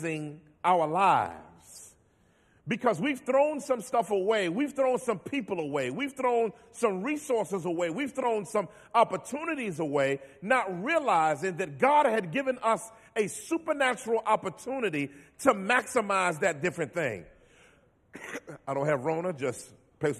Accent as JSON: {"language": "English", "town": "Washington", "region": "District of Columbia", "country": "United States", "moved": "yes", "lives_now": "Philadelphia, United States", "said": "I am originally from Washington, D.C., I live in Philly now"}